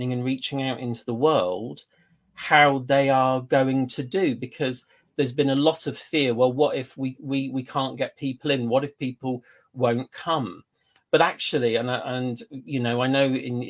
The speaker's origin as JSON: {"language": "English", "country": "United Kingdom", "said": "we are British"}